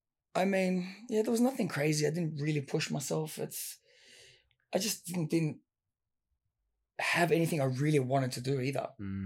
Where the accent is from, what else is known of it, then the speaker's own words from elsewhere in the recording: Sydney, New South Wales, Australia; Western Sydney. You're kind of around the Fairfield area.